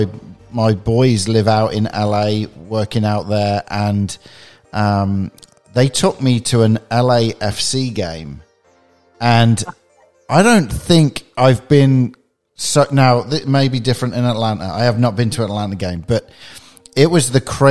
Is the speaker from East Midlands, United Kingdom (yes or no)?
no; Coventry, West Midlands, United Kingdom; now in United States; I was originally from Coventry, which is in the middle of England